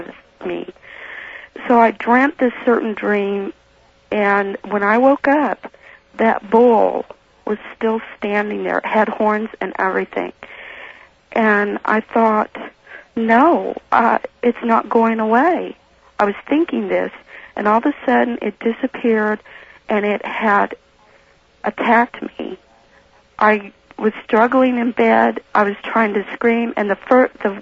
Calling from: Reno, Nevada, United States; I'm calling from Reno.

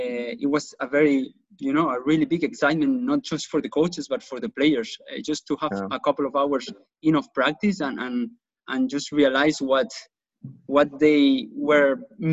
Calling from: Spain; at least I'm talking from Spain, but players have not been practicing much

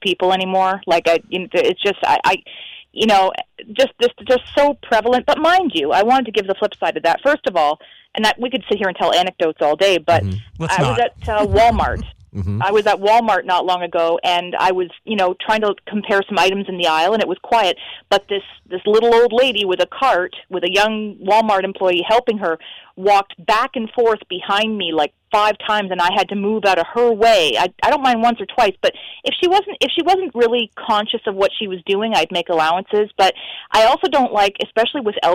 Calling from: Niagara Falls, Ontario, Canada; I'm calling from Niagara Falls, Canada

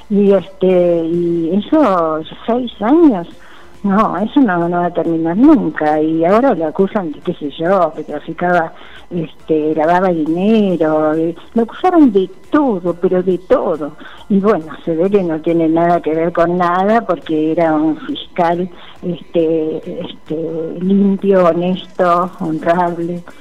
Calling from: Buenos Aires, Argentina; de Paternal. Yo siempre los escucho los domingos, pero muy pocas veces les dejo mensajes porque me gusta escucharlos.

